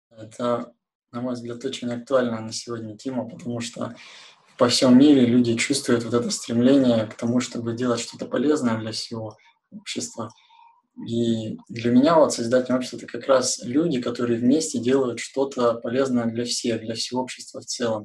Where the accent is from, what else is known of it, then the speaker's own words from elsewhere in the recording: Kurgan, Kurgan Oblast, Russia; now in Yekaterinburg, Russia; Я как бы из уральского города Кургана